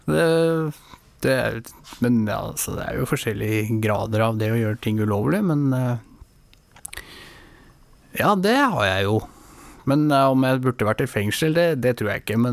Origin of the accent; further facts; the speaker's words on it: Oslo, Norway; jeg er født og oppvokst oppe i Nordmarka, på en, en gård som heter Ullevålseter.